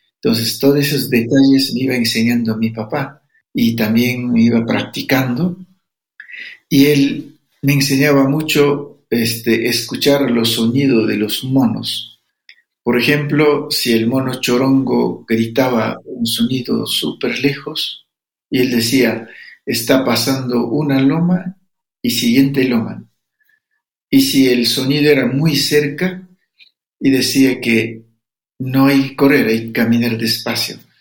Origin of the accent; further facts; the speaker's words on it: Amazon region, Ecuador; soy de Amazonía